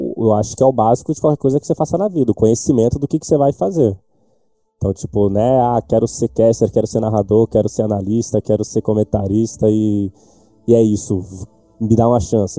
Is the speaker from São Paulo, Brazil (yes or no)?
yes; Santos, São Paulo, Brazil; sou natural de Santos